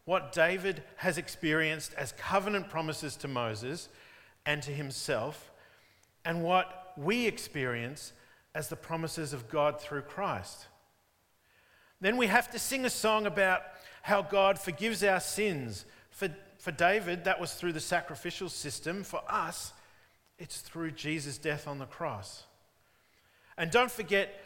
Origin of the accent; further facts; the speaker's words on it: Melbourne, Victoria, Australia; When I was growing up in Diamond Creek in the northeastern suburbs of Melbourne